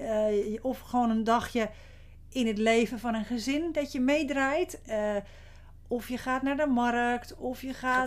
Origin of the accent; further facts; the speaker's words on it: Zandvoort, North Holland, Netherlands; bij ons in Zandvoort gaat natuurlijk iedereen naar het strand